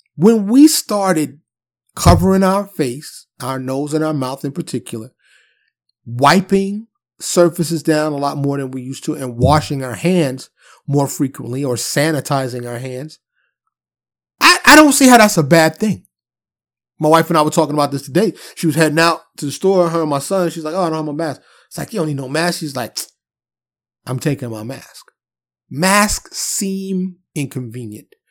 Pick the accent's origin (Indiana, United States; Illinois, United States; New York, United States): New York, United States; New York City; I was born and raised in New York City, Harlem and the Bronx